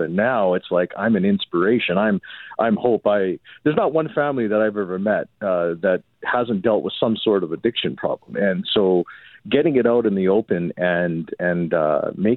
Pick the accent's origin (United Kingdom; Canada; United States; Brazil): Canada; Winnipeg, Manitoba; I grew up in St. Boniface.